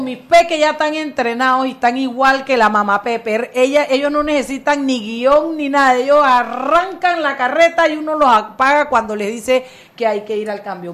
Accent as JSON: {"language": "Spanish", "country": "Panama", "said": "el contexto panameño porque somos un país chiquito"}